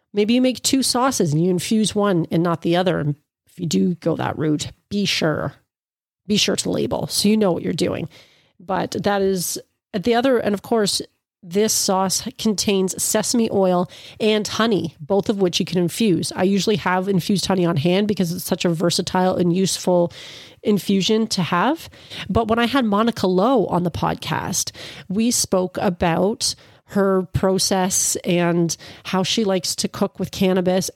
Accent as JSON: {"language": "English", "region": "Ontario", "country": "Canada", "said": "I'm from Ontario, Canada"}